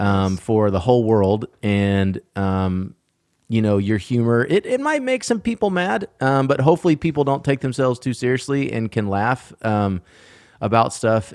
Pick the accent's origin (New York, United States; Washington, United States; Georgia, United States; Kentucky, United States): Georgia, United States; Atlanta; moved away as an adult; also born or lived in Asheville, North Carolina; now in Texas, United States; I was born at Piedmont Hospital in Atlanta